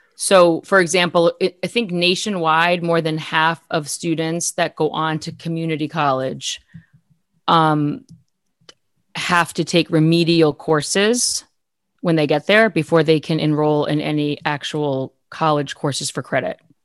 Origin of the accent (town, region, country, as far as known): Massachusetts, United States; born or raised there; moved away as an adult